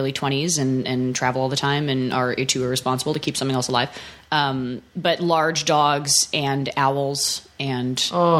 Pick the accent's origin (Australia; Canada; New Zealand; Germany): Canada; I am, kind of. I'm Canadian. We don't do these things a lot.